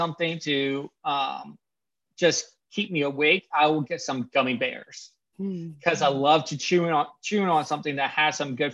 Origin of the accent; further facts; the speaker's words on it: Pennsylvania, United States; I grew up in Pennsylvania.